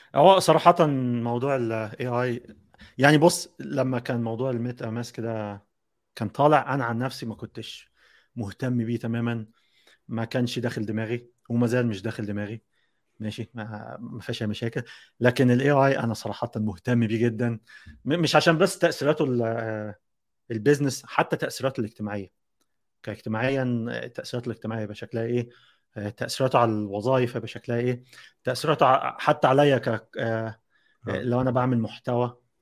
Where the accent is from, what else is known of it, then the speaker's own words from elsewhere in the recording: Egypt; احنا آه، كمصريين كمصريين